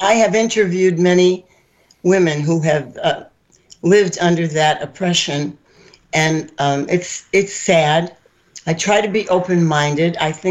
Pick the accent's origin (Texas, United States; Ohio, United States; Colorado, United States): Ohio, United States; moved away as an adult; also born or lived in New York / Florida; lived in three different states. And when I moved to Ohio, I grew up in Ohio, then I moved back to Ohio, I really got a sense of how conservative it is here compared to New York.